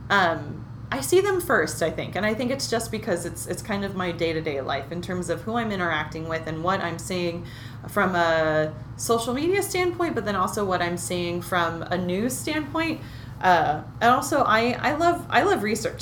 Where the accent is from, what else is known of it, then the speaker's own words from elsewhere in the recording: Berkeley, California, United States; I grew up right near Berkeley, Berkeley, California